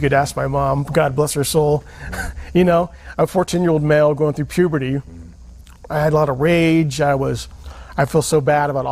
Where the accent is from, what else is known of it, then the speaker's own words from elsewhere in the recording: Sacramento, California, United States; also born or lived in Provo, Utah; now in Utah, United States; when I was about 3 or 4 months old, we moved back to Sacramento